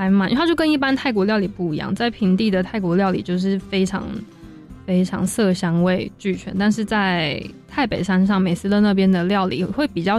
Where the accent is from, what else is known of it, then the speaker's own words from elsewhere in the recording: Taoyuan, Taiwan; 跟如果因为我是桃园人，然后桃园有一个地方叫中贞市场，它那边就有很多是从当年从缅甸那边迁回来的